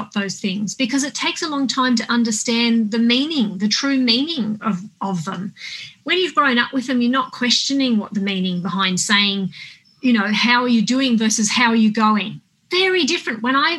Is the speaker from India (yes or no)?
no; Australia; moved away as an adult; now in Los Angeles, United States; I'm an Australian girl through and through. Even though I haven't lived there for 20 years, I miss it like crazy.